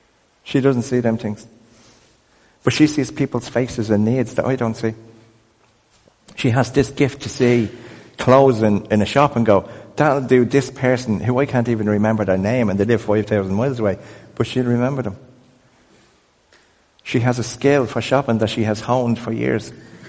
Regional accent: Crumlin, County Dublin, Ireland; I grew up in a world that said that we were useless because we were poor and from Crumlin.

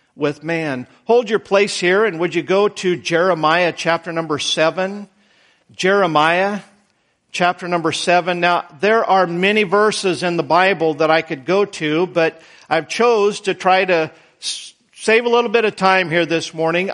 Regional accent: Idaho, United States; moved away; I was born in Idaho

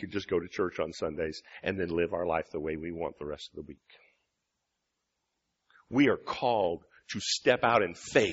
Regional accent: Illinois, United States; moved away as an adult; now in Michigan, United States; I'm from Illinois.

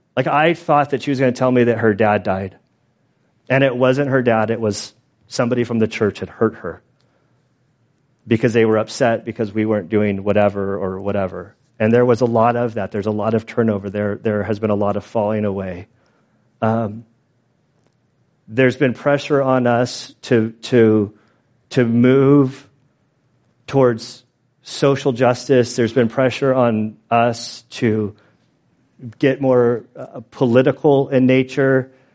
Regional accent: San Diego, California, United States; now in Valley Center, United States; I grew up kind of in San Diego.

